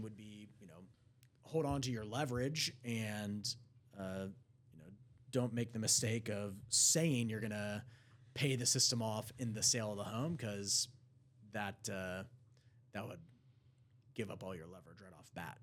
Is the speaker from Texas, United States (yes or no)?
yes; Prosper, Texas, United States; Growing up in Prosper